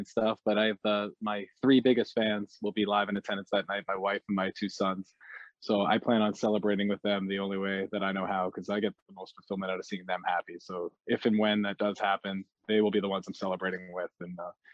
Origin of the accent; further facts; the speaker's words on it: Canada; being a Canadian wrestler